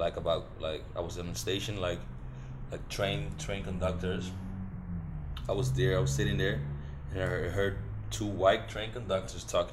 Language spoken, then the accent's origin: English; Curaçao; now in Netherlands; We're from Curacao, whatever, like Antilliano